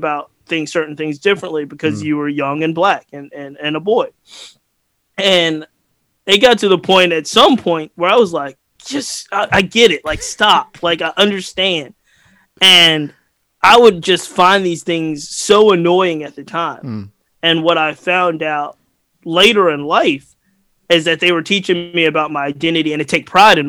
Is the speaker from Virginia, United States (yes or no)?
yes; Glen Allen, Virginia, United States; I grew up in the West City, Henrico and Glen Allen, and I went to Henrico County West End schools.